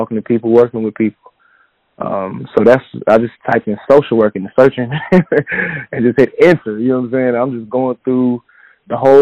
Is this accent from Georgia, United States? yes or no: yes; Atlanta, Georgia, United States; also born or lived in Florida; So I'm from Atlanta, Georgia. Born and raised.